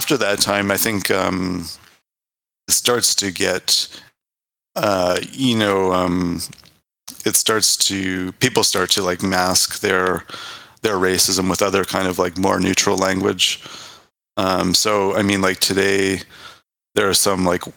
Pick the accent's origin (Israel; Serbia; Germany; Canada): Canada; also born or lived in United Kingdom; I studied there, but I'm from Canada